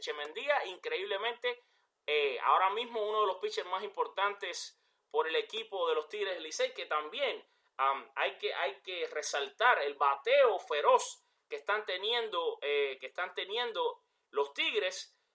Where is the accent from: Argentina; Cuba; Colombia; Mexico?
Cuba; yo soy cubano